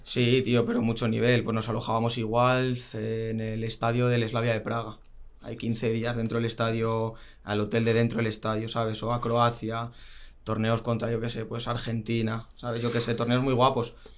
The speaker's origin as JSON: {"language": "Spanish", "town": "Getafe", "region": "Community of Madrid", "country": "Spain", "tie": "born or raised there", "lives_now": "Rivas-Vaciamadrid, Spain", "said": "yo nací en Madrid, eh, me crié normal con mis padres en en Getafe, luego pasamos a vivir a Rivas, que es donde vivo ahora"}